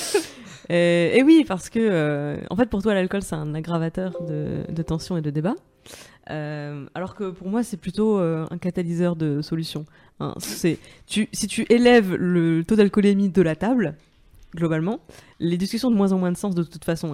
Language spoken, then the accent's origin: French; Moselle, Grand Est, France; je viens de Moselle, sur la frontière allemande